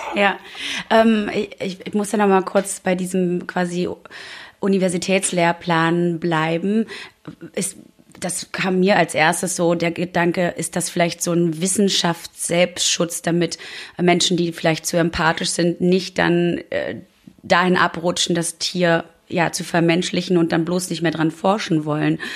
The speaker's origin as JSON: {"language": "German", "region": "East Germany", "country": "Germany", "tie": "born or raised there", "said": "ich bin auch gebürtiger DDR-Bürger"}